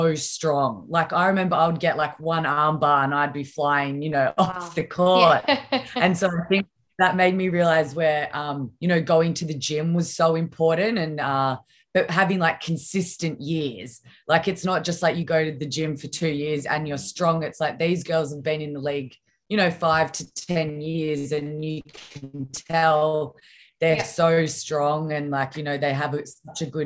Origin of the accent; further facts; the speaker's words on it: Victoria, Australia; back in my home state